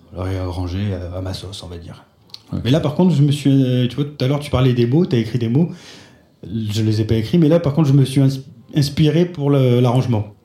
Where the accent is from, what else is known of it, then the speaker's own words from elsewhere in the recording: France; je suis français